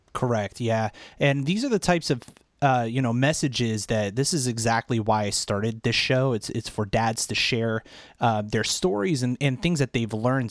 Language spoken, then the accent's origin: English; Washington, District of Columbia, United States; We, we hail from the Washington, D C area